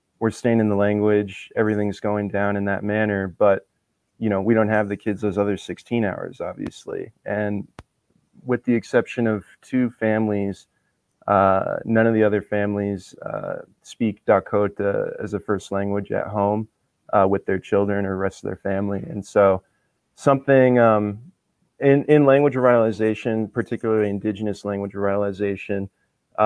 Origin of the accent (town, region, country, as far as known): Rosebud, South Dakota, United States; born or raised there